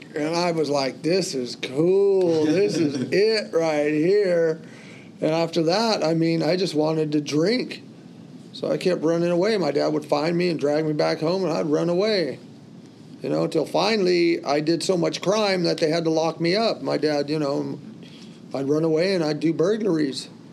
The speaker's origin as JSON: {"language": "English", "region": "California", "country": "United States", "tie": "born or raised there", "also_born_or_lived": "New York", "said": "I was that kid from California"}